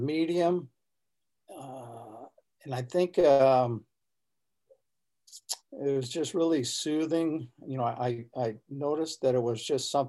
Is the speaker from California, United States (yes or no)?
yes; Southern California, United States; now in Northern California, United States; I grew up here in California, Southern California, and then finally I'm a transplant and came up to Northern California